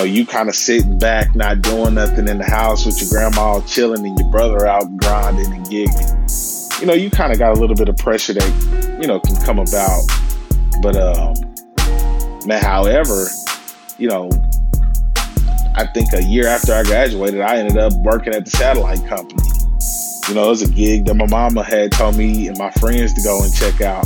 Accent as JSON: {"language": "English", "town": "Kansas City", "region": "Missouri", "country": "United States", "tie": "born or raised there", "said": "I hail from Kansas City, Missouri, born and raised. You know, kind of live my whole life here"}